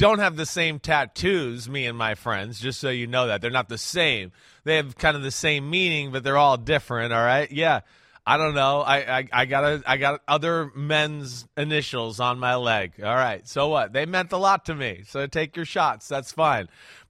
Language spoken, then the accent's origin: English; New Jersey, United States; Hey, I'm from Jersey.